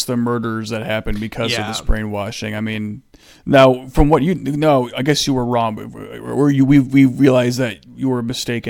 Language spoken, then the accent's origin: English; Michigan, United States; It's weird how we like apparently have an accent. I know like we're from Michigan, so we have that kind of like. We say fur.